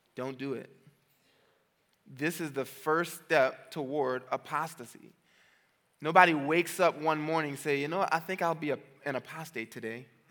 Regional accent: New Orleans, Louisiana, United States; I'm from New Orleans

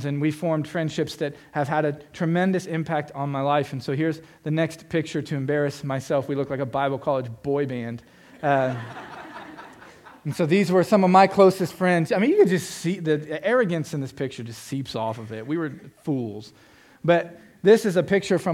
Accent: Florida, United States; I'm from Florida. It's flat, like Indiana

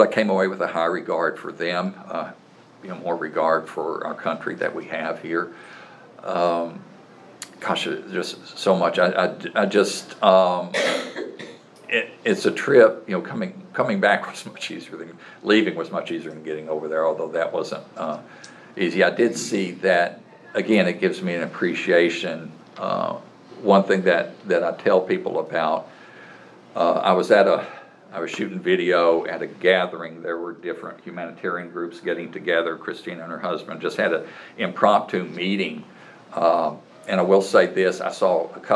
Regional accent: United States

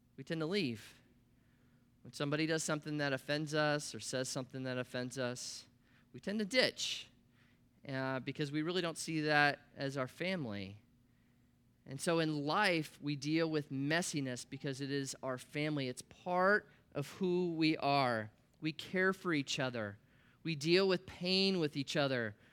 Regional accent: Columbus, Nebraska, United States; I grew up in Nebraska in the Midwest. That's where I was born, a little town called Columbus, twenty thousand people

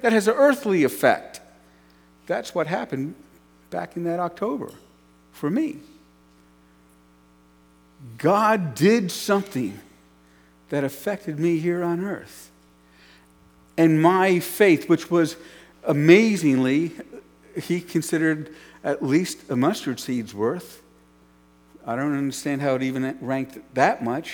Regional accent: New York City, New York, United States; When I grew up in New York City

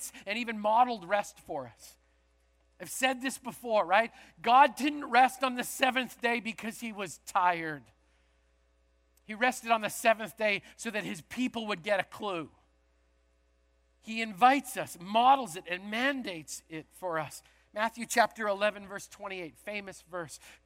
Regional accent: Canada; moved away; originally I'm from Canada

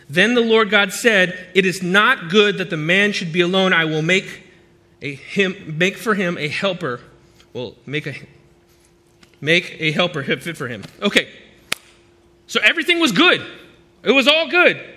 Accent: United States; speaks English because I'm American

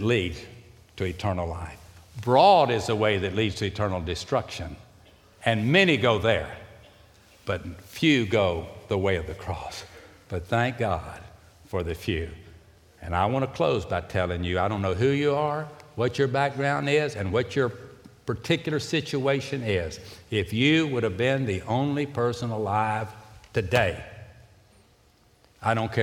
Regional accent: Houston, Texas, United States; I was raised here. I know my ways around

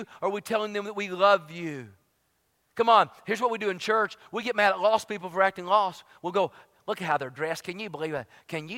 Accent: Tennessee, United States; moved away as an adult; also born or lived in Dallas, Texas / Fort Worth, Texas; I'm from Tennessee

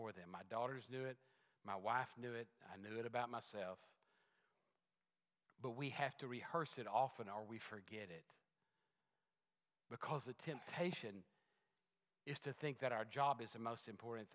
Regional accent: Texas, United States; I was a Texan. I am a Texan.

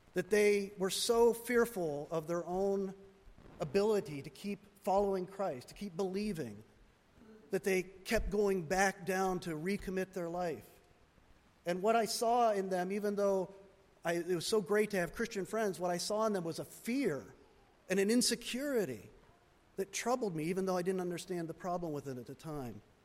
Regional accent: United States; I'm an American. We Americans love choice

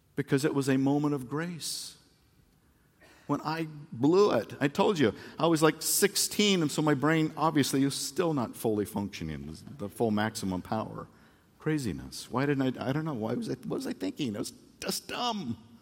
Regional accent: Phoenix, Arizona, United States; I came home from Phoenix Christian High School, and I was a football player

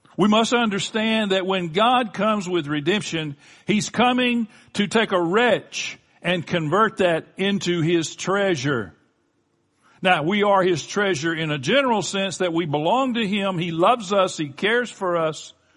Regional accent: Florida Gulf Coast, United States; my wife and I grew up on the Florida Gulf Coast.

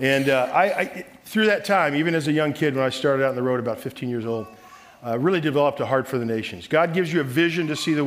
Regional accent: Southern California, United States; I'm from Southern California.

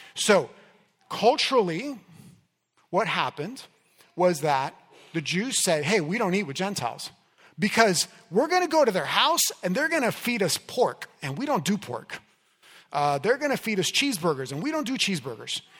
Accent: Miami, Florida, United States; moved away; I grew up in Miami

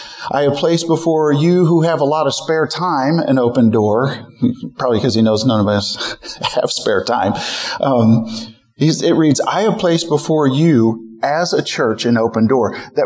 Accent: Midwest, United States; also born or lived in St. Louis; Beth and I were born and raised in the Midwest.

